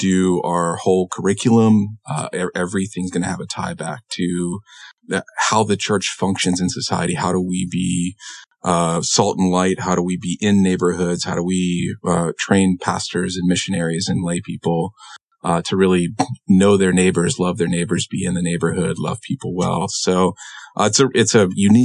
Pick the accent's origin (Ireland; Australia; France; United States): United States; Illinois; moved away as an adult; it's a really small rural town in Illinois is where I grew up